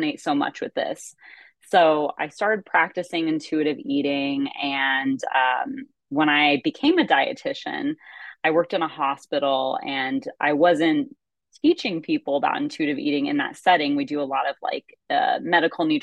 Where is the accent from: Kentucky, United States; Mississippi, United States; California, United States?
California, United States; I'm from California